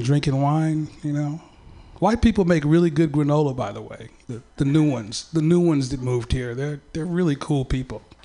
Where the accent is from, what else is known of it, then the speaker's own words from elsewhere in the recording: San Francisco, California, United States; I was born in San Francisco